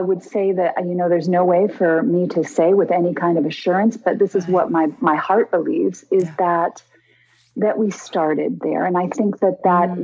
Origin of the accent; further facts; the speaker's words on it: Connecticut, United States; moved away; also born or lived in Hawaii; I grew up in Connecticut